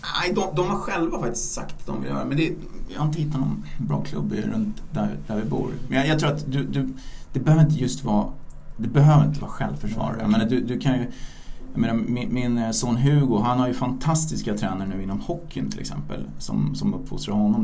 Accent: Stockholm, Stockholm County, Sweden; Vi är uppvuxna på Östermalm i Stockholm

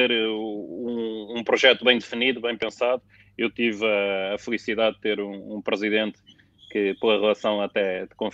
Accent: Lisbon, Portugal; tenho 39 anos, sou aqui de Lisboa

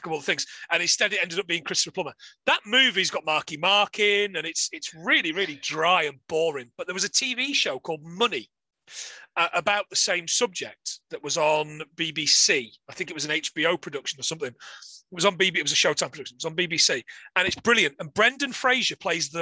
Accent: Nottingham, East Midlands, United Kingdom; I'm from Nottingham

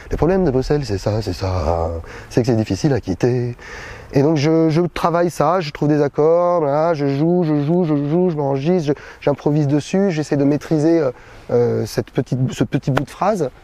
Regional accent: Paris, Île-de-France, France; Je suis né en 1976 à Paris

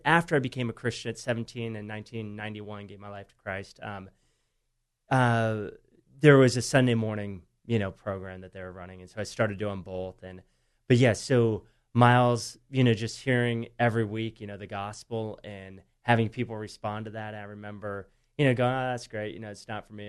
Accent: San Diego, California, United States; I grew up here in San Diego

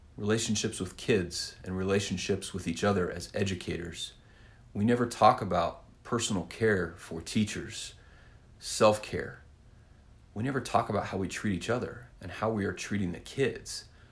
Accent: Winfield, Kansas, United States; I am originally from Winfield, Kansas. If you need to know that, small town in south central Kansas

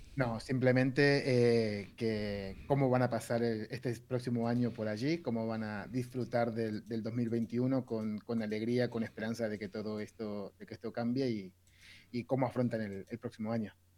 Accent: Argentina; soy argentino

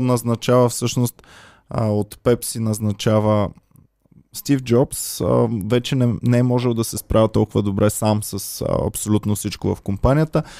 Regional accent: Bulgaria; moved away; also born or lived in Austria; без нея няма да сме българи

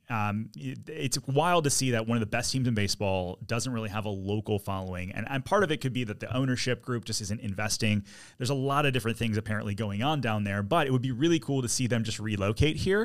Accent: Detroit, Michigan, United States; now in Orlando, United States; I'm from Detroit originally

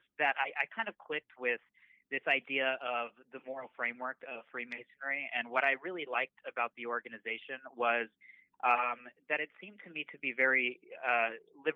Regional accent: San Antonio, Texas, United States; moved away as an adult; also born or lived in Dallas, Texas; now in Los Angeles, United States; I grew up actually in Texas. San Antonio was my hometown for about 18 years.

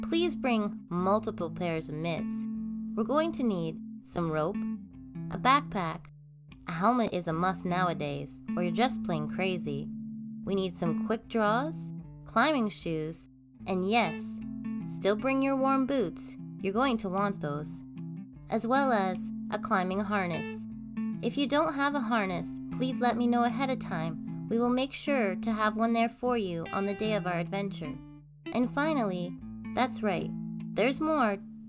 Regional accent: Canada; This is a Canadian podcast about the myths, legends, and just good old stories Canada has to tell.

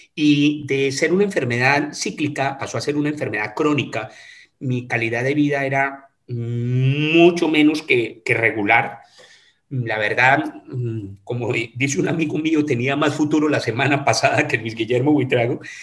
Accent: Manizales, Caldas, Colombia; moved away as an adult; now in Cali, Colombia; estudié en mi colegio en la ciudad de Manizales, en mi ciudad natal

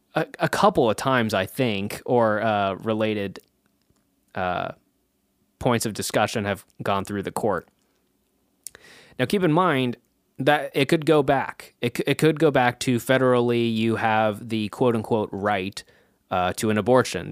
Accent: Kansas, United States; my home state of Kansas

